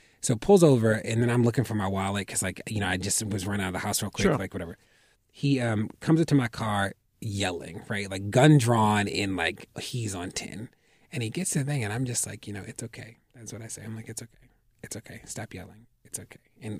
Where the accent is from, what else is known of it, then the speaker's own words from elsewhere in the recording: Baltimore, Maryland, United States; Then I went back to Baltimore, opened up an academic enrichment center for middle grade